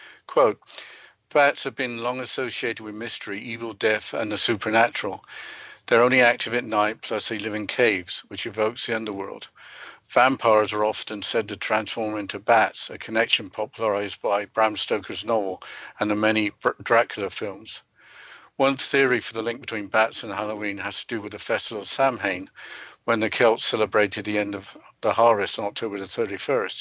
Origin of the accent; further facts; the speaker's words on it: England, United Kingdom; Growing up in England, a black cat crossing your path was seen as a sign of good luck